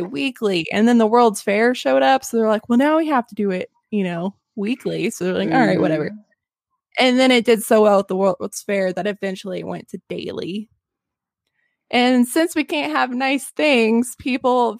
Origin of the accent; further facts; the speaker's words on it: Arkansas, United States; I'm from Arkansas